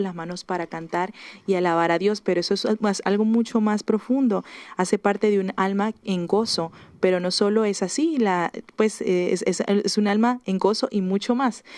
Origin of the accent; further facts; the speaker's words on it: Venezuela; moved away as an adult; yo soy venezolana